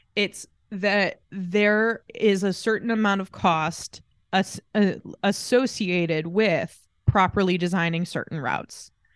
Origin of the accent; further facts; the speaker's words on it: Greenfield, Indiana, United States; moved away as an adult; also born or lived in Muncie, Indiana / Pendleton, Indiana / New Palestine, Indiana; now in Scotland; I'm from Greenfield, but my mom lives in Pendleton and my dad lives in New Pal